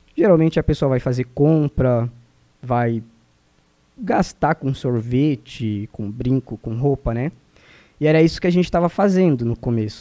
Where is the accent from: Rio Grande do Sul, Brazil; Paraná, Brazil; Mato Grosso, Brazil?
Mato Grosso, Brazil; moved away; also born or lived in Santa Catarina; eu saí lá do Mato Grosso